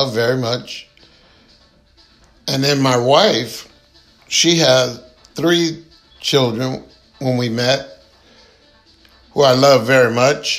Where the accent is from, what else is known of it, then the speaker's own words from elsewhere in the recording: San Jose, California, United States; also born or lived in San Francisco; now in Stockton, United States; I was born in San Francisco, grew up in San Jose